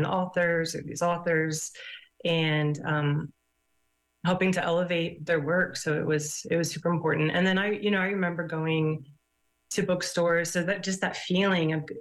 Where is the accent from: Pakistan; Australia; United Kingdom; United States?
United States; Kansas City; I'm from Kansas City.